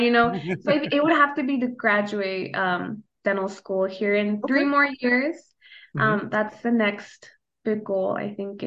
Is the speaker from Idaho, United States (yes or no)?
yes; Idaho, United States; first language Spanish; English is a second language; moved away as an adult; now in Omaha, United States; growing up in Idaho, there's a lot of outdoor stuff